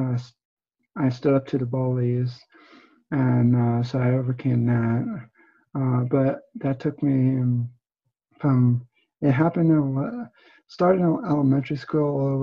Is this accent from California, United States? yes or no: no; New Jersey, United States; now in Pennsylvania, United States; I was originally from New Jersey, and now I'm in Pennsylvania